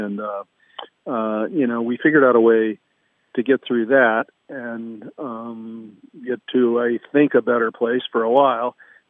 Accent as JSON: {"language": "English", "region": "Ohio", "country": "United States", "tie": "born or raised there", "moved": "yes", "lives_now": "California, United States", "said": "growing up in Ohio"}